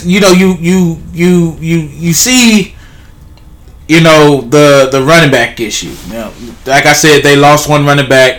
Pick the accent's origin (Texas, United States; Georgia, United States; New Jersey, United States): Texas, United States; Pittsburg; Pittsburgh's my hometown